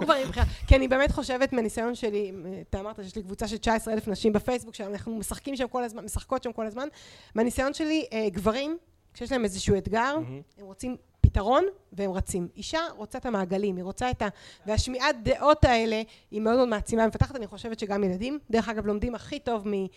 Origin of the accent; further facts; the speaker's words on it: Israel; אני מושבניקית, אני עבדתי בשדה עם ההורים שלי